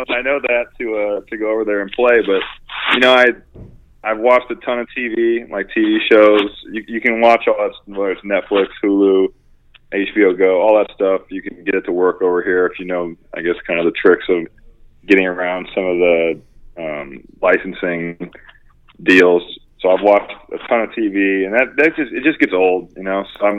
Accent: United States; haven't really had anyone say a negative thing about the United States or mention anything to me about being American.

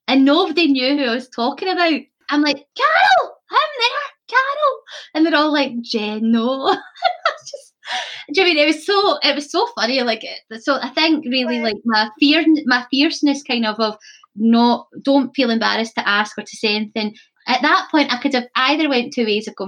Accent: Scotland, United Kingdom; also born or lived in Cumbria, England; I was the only Scottish person in my drama class

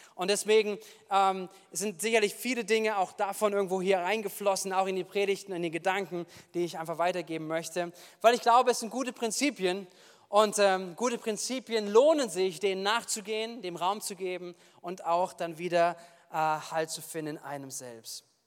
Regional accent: Wuppertal, North Rhine-Westphalia, Germany; now in Bad Kreuznach, Germany; ich komme aus Wuppertal

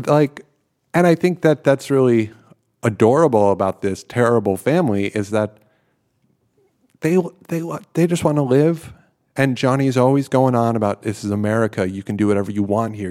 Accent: outside of New York City, United States; moved away as an adult; now in Netherlands; I grew up outside of New York City

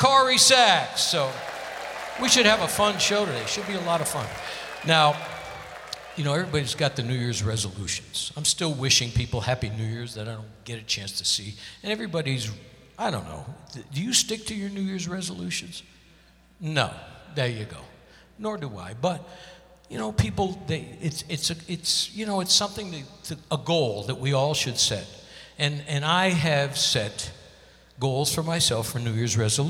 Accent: Connecticut, United States; moved away; I got to see Broadway shows all the time when I grew up in Connecticut

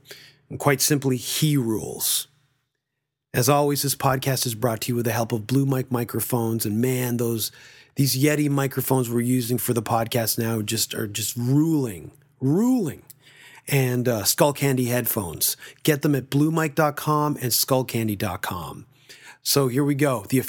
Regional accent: Toronto, Ontario, Canada; founded in my hometown of Toronto.

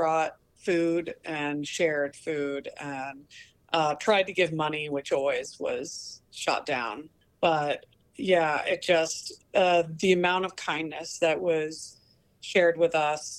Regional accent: Oregon, United States; because I'm from Oregon

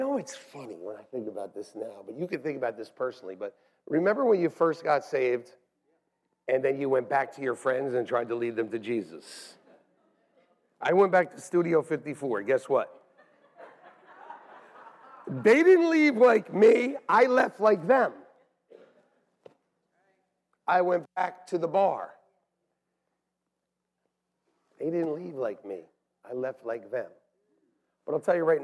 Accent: North Brunswick, New Jersey, United States; moved away; I was even back in the place where I was born.

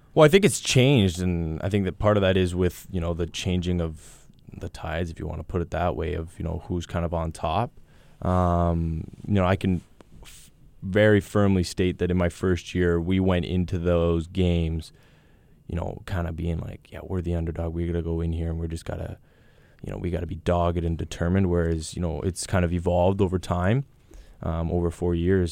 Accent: Thunder Bay, Ontario, Canada; moved away as an adult; also born or lived in England; we're from the north

